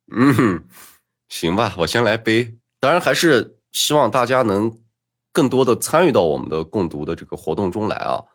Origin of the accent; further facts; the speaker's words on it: Sichuan, China; 那时还没有发生零八年的地震，我老家还在山上面